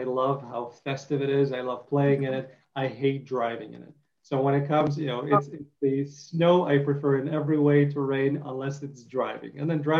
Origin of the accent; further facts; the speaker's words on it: Detroit, Michigan, United States; I have a lot of family in Michigan and I grew up in Detroit a little bit.